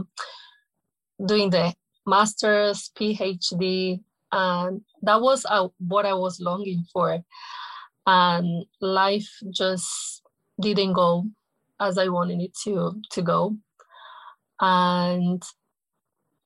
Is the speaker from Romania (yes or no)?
no; Angola; moved away as an adult; I left my home country in 2017. And my home country is Angola